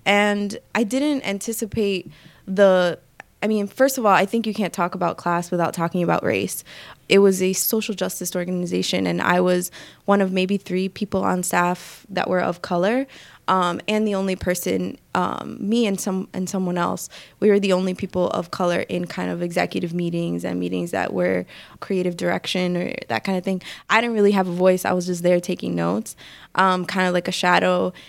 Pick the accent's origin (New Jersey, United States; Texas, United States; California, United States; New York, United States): New York, United States; New York City; also born or lived in Dominican Republic; I grew up, I'm from the Bronx. I grew up in New York and lived here my whole life.